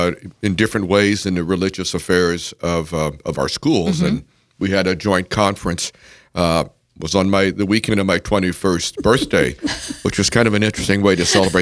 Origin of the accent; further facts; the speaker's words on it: Illinois, United States; born there; also born or lived in southern Texas / Indiana / Tennessee; I was born in Central Illinois.